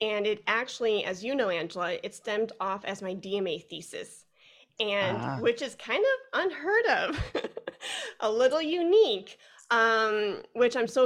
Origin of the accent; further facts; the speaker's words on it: Chicago, Illinois, United States; now in Fort Worth, United States; I'm originally from Chicago. I live in Fort Worth, Texas right now